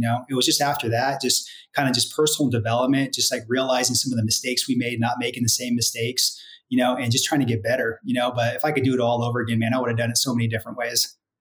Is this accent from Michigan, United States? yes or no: no; Santa Rosa, California, United States; moved away as an adult; also born or lived in Los Angeles, California; now in Dallas, United States; So born and raised out there